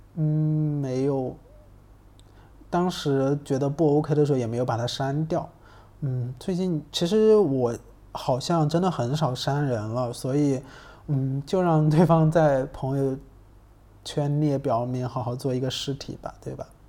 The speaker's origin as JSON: {"language": "Chinese", "region": "Hubei", "country": "China", "tie": "born or raised there", "moved": "yes", "said": "湖北，嗯，或，武汉或者是在我老家那边，就是我们那边是有汉江的"}